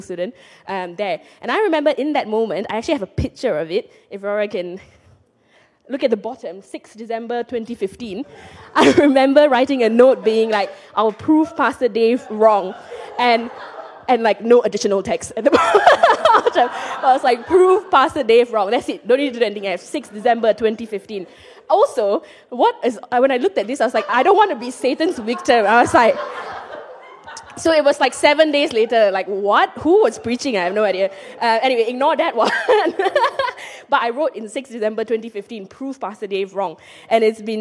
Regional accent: Penang, Malaysia; moved away as an adult; now in Edinburgh, United Kingdom; I grew up in Penang and I moved to Edinburgh for medical school 7 years ago in 2015

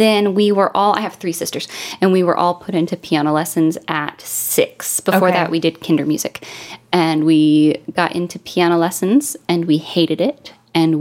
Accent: Cleveland, Tennessee, United States; moved away; there's a tiny little town called Cleveland, and that was home.

